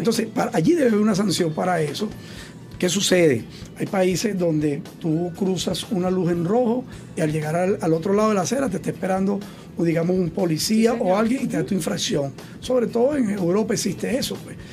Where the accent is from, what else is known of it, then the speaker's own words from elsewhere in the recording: Venezuela; como venezolano